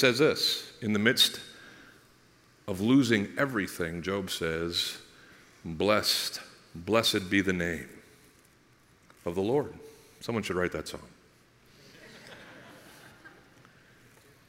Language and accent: English; United States; I'm an American